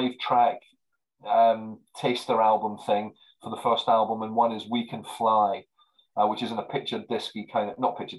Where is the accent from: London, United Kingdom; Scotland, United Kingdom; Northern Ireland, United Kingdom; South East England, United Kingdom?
South East England, United Kingdom; Marlow; Marlow, which is my hometown